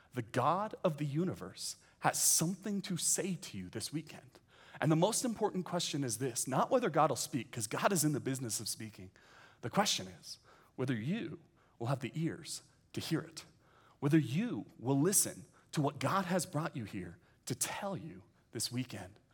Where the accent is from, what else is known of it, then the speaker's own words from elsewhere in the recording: San Francisco Bay Area, California, United States; now in Westlake Village, United States; I grew up in the San Francisco Bay Area